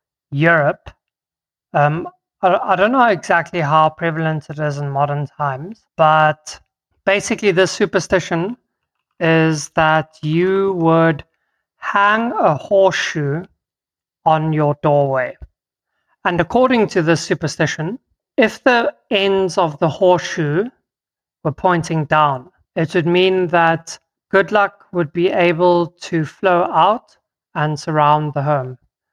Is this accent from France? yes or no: no; South Africa; first language Afrikaans; English is a second language; My native tongue of Afrikaans, jacaranda.